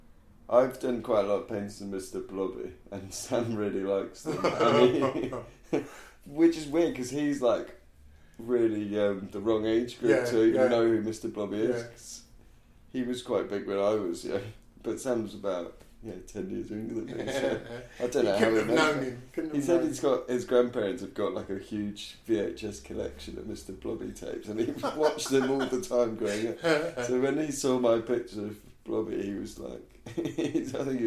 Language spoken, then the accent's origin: English; Stratford-upon-Avon, West Midlands, United Kingdom; I grew up in Stratford upon Avon, which is where Ragdoll was originally